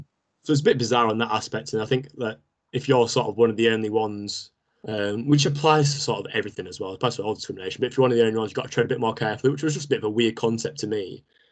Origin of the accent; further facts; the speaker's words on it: the north of England, United Kingdom; Me, …, from the north.